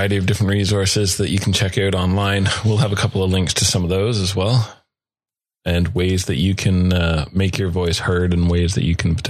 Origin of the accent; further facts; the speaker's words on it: Canada; As Canadian citizens